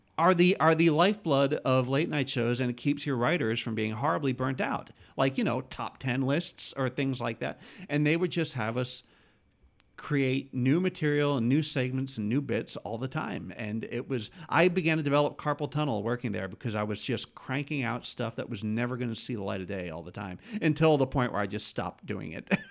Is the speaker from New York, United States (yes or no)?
yes; New York, United States; moved away as an adult; also born or lived in Bronx, New York; now in Los Angeles, United States; I grew up about eighty miles north of the city